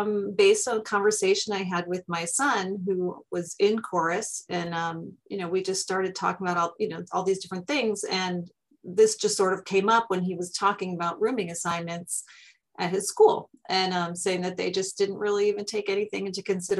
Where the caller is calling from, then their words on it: New York, United States; Western New York, which is near Buffalo.